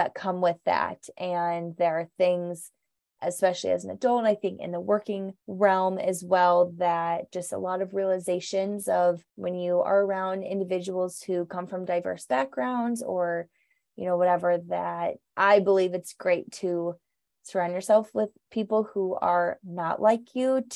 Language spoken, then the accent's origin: English; Overland Park, Kansas, United States; I grew up in the Leawood Overland Park area and totally felt like I grew up in a bubble.